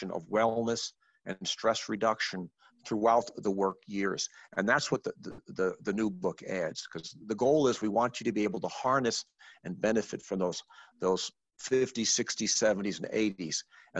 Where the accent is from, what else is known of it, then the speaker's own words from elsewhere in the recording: Arizona, United States; I'm from Arizona, where literacy is optional